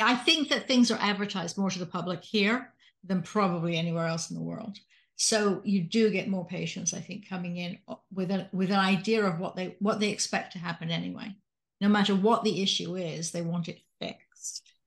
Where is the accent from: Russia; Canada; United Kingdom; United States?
United Kingdom; Salisbury, South West England; moved away; I'm from Salisbury, in England.